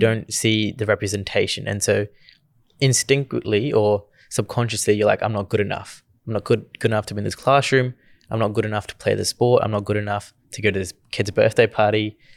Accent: Gujarat, India; accent: Indian; now in Australia; growing up in India

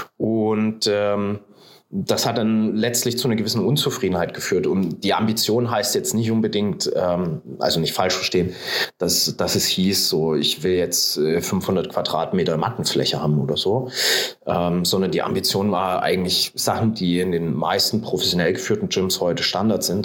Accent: Leipzig, Saxony, Germany; moved away as an adult; also born or lived in Hanover; now in Nuremberg, Germany; Also ich komme gebürtig aus Leipzig, äh, bin dann mit dem 18. Lebensjahr nach Hannover gezogen und dann äh, so Anfang 20 die Richtung äh, nach Nürnberg

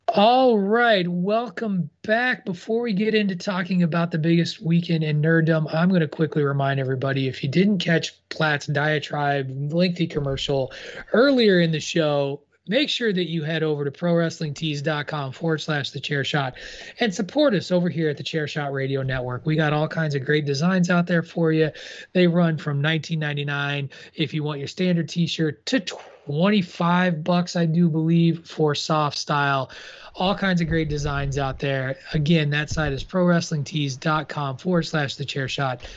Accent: Illinois, United States; a white Midwestern guy from Illinois who grew grew up amongst the cornfields

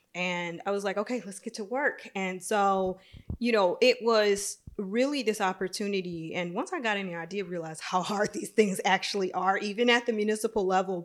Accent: Michigan, United States; my hometown

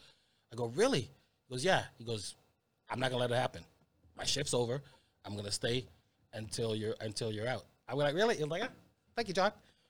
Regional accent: Montreal, Quebec, Canada; moved away as an adult; now in British Columbia, Canada; growing up in Montreal, being a black person in Montreal

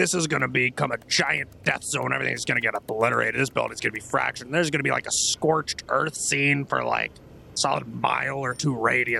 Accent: Queensbury, New York, United States; I grew up in Queensbury, New York, if that's any...

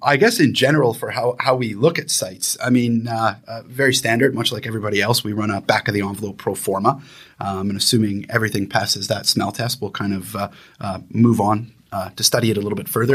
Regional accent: Niagara area of Southern Ontario, Canada; moved away as an adult; now in Vancouver, Canada; I'm originally from Niagara area of Southern Ontario. Uh, however, I've lived in Vancouver for the past fourteen years

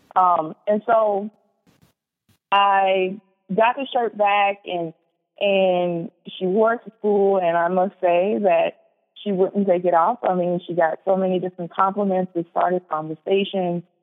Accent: Chicago, Illinois, United States; moved away as an adult; also born or lived in Morris, Minnesota; now in Minnesota, United States; I was born and raised in Chicago

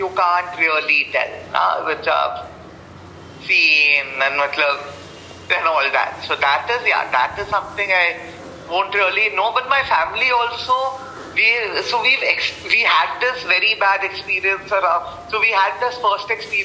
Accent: Bangalore, Karnataka, India; I'm born and brought up in Bangalore.

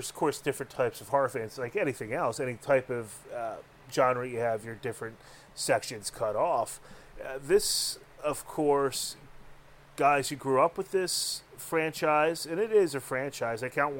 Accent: Philadelphia, Pennsylvania, United States; Yes, and I'm a very pissed off Dago that grew up in the city of Philadelphia.

